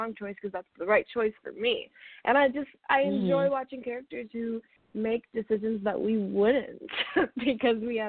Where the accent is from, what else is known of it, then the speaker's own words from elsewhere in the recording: Michigan, United States; When I was growing up in Michigan, I had a Siberian Husky named Shiloh